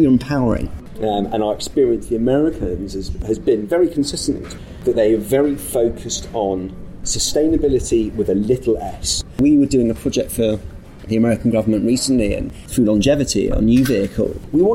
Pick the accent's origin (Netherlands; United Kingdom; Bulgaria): United Kingdom; I grew up in Thatcher's Britain